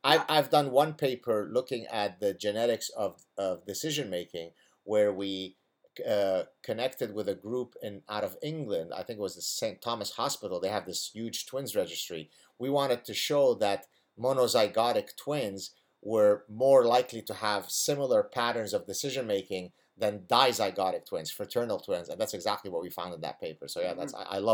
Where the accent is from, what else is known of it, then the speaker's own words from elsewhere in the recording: Lebanon; first language Arabic; English is a second language; moved away; I grew up in the Lebanese Civil War